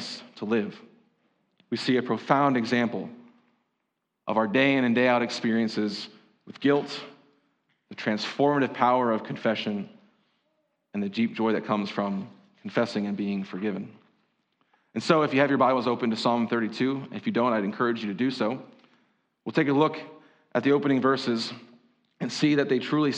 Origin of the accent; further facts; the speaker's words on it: Berks County, Pennsylvania, United States; growing up in Berks County, hearing the phrase, if you ain't Dutch, you ain't much